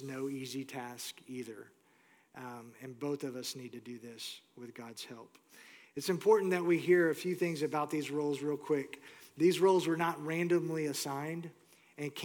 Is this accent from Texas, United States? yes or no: yes; Houston, Texas, United States; moved away as an adult; also born or lived in Moore, Oklahoma; I grew up in Houston. That's home base for me